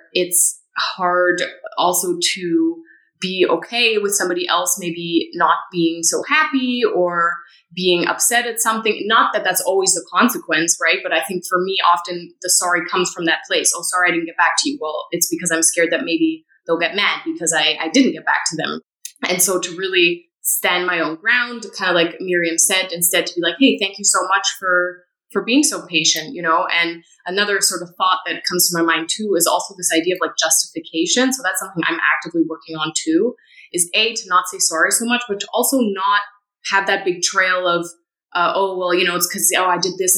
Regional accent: Canada; I'm also Canadian

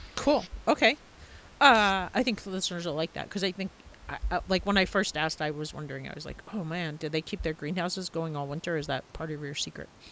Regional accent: Long Island, New York, United States; I grew up on Long Island too

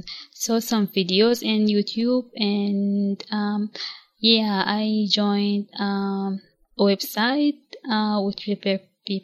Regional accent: Nigeria; English is a second language; I came from Nigeria, a country which is located in the west of Africa. And I'm 27 years old.

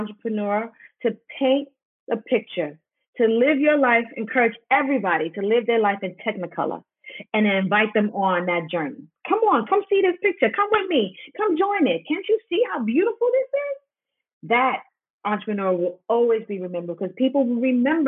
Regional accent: New York City, New York, United States; moved away; I'm from Harlem. I know English.

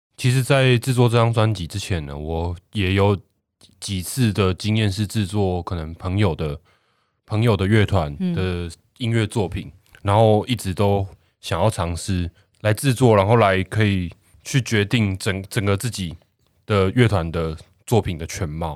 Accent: Kaohsiung, Taiwan; 我来自南子区，然后我是一个跟海连结很深的一个孩子，我是海的孩子

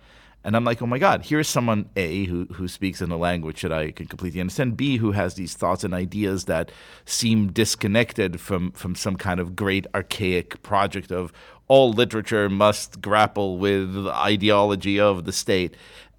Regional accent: Israel; I grew up in Israel.

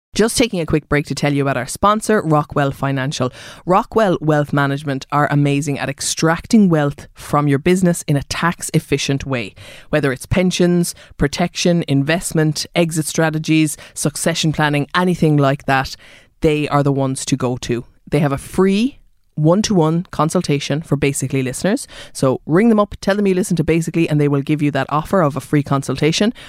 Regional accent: Mallow, Munster, Ireland; moved away; I'm from Mallow.

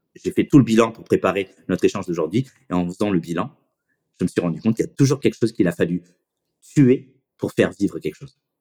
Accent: Fréjus, Provence-Alpes-Côte d'Azur, France; also born or lived in Pondicherry, India; en 84, on a redébarqué à Fréjus. Donc, je fais ma, ma primaire à l'école Olysée à Fréjus

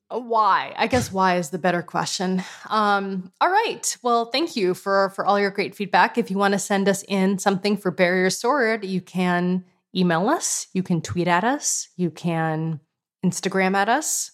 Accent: West Hartford, Connecticut, United States; moved away; also born or lived in San Francisco; I'm from West Hartford, Connecticut. That's where I grew up

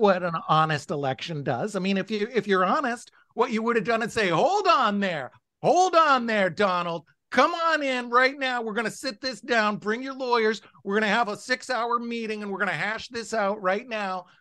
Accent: United States; I'm American

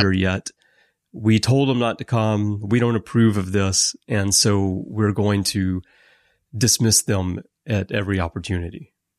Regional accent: Alabama, United States; moved away as an adult; now in Japan; I have lived in Japan for twenty-five years, although I'm American, and I'm originally from Alabama.

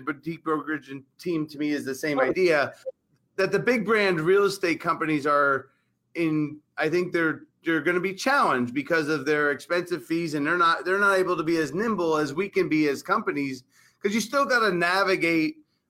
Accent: Arizona, United States; We're from Arizona.

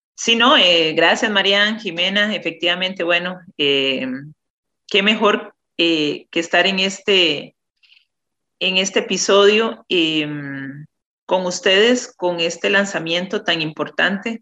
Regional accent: Naranjo, Alajuela, Costa Rica; now in San José, Costa Rica; vivo en San José, pero soy originaria de Naranjo, Alajuela, y ahí de una familia productora de más de ya cuatro generaciones en café

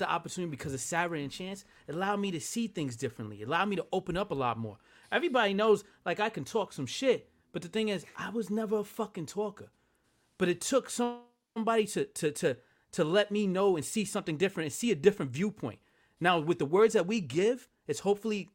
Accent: New Jersey, United States; I'm from Jersey.

